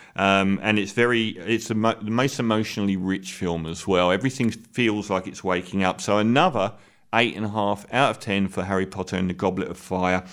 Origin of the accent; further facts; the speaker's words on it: England, United Kingdom; I'm bigging myself up as an English person